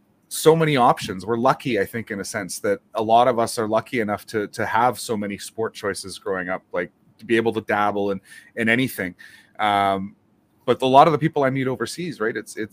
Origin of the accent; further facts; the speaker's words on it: Winnipeg, Manitoba, Canada; obviously I grew up in Winnipeg.